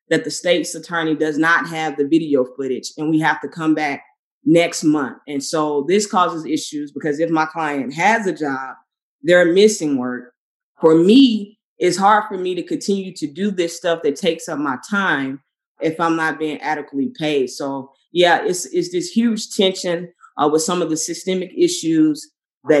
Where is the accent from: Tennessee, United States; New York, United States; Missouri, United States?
Tennessee, United States; Memphis; moved away as an adult; also born or lived in Arkansas; now in Chicago, United States; I grew up in Memphis, went to undergrad in Arkansas, and I moved to Chicago to do grad school